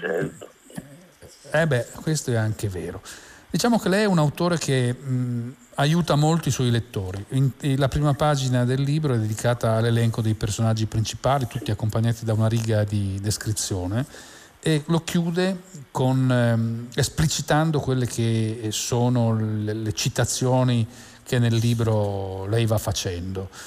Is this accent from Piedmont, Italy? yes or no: yes; Turin, Piedmont, Italy; sono un torinese di nascita